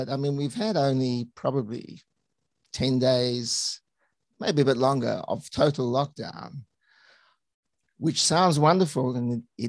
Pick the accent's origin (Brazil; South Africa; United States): South Africa; also born or lived in United Kingdom; So actually my background's more varied, Tal, because I was born in the UK and then my parents migrated to South Africa. So I went to med school in Johannesburg.